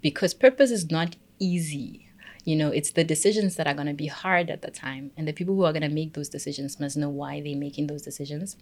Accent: Pretoria, Gauteng, South Africa; I'm from Pretoria.

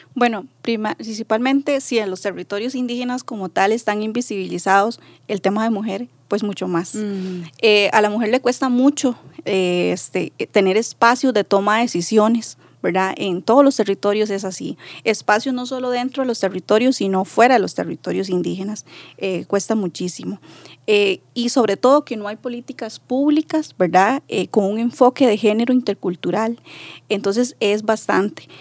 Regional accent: Buenos Aires, Puntarenas, Costa Rica; Soy del territorio indígena de Terra, de Buenos Aires, de Punta Arenas.

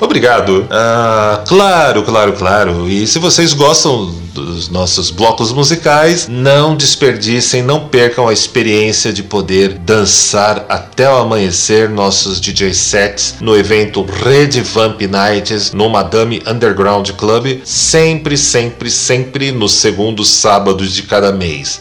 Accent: São Paulo, Brazil

